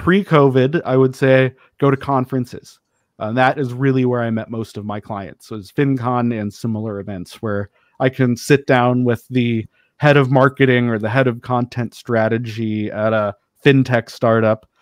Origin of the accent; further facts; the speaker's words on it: Denver, Colorado, United States; I grew up in Denver